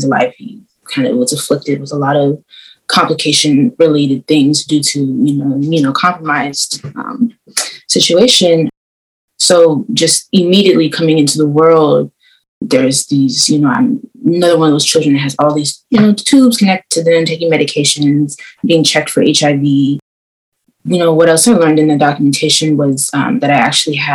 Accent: Oakland, California, United States; I'm 25. I was born in Oakland

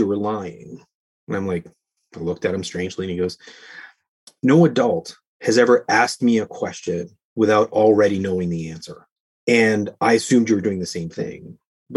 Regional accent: Canada; As a Canadian, we need heating in our houses.

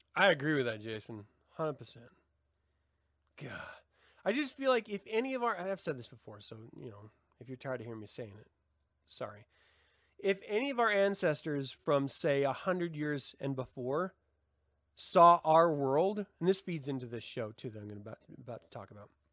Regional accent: Utah, United States; I grew up in Utah

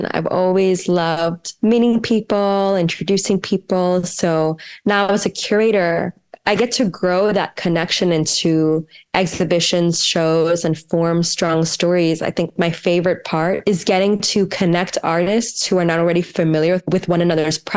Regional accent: New Jersey, United States; I grew up right outside of Philadelphia, New Jersey.

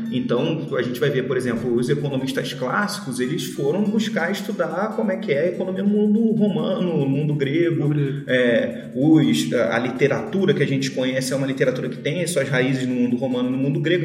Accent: Brazil; Nós, nós nascemos brasileiros, nós somos brasileiros pelo lugar que a gente nasceu

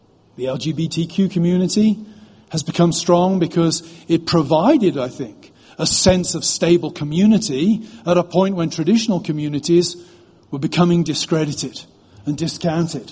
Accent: United Kingdom; now in United States; I'm British

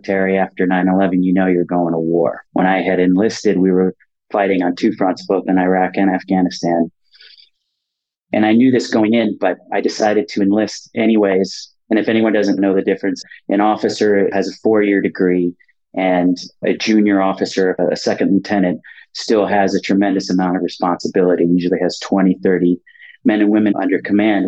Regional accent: California, United States; also born or lived in Los Angeles / San Francisco / Marin County; I grew up in California, child of divorce. So between LA and San Francisco and Marin County, went to school in Los Angeles, Beverly Hills High School

